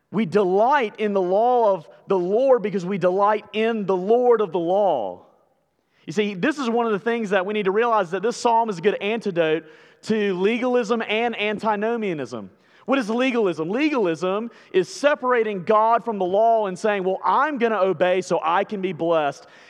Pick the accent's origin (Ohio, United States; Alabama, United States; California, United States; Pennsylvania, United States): Alabama, United States; I'm from Alabama